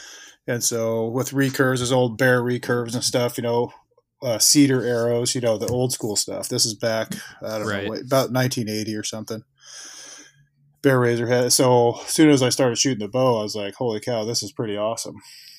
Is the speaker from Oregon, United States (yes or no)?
yes; Oregon, United States; also born or lived in California, United States / Puerto Rico / Florida, United States / New York, United States; I grew up mostly in Oregon, but also in California.